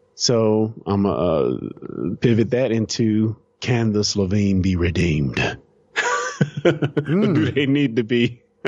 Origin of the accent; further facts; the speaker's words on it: United States; me being very American